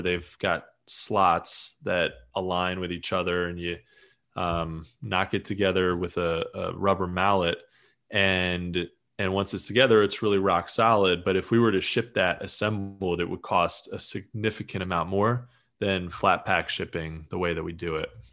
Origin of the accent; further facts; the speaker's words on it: Eastern Pennsylvania, United States; I'm from from Pennsylvania